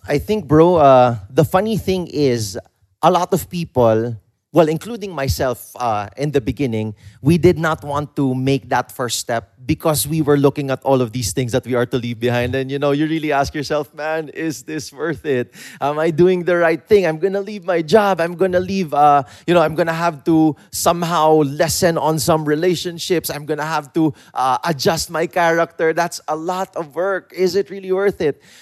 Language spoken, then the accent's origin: English; Philippines; us as a Filipino people